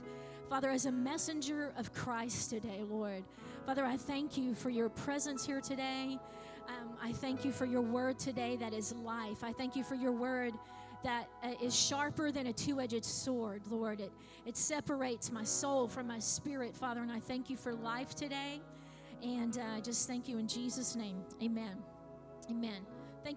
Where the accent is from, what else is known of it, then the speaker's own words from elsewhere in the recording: Clewiston, Florida, United States; I was born in Clewiston Hospital